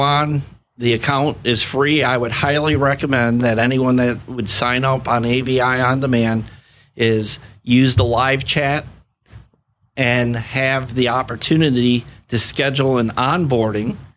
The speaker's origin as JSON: {"language": "English", "town": "Sanibel", "region": "Florida", "country": "United States", "tie": "born or raised there", "said": "I grew up on Sanibel Island. My dad had a gas station out there, and I have ties to the area"}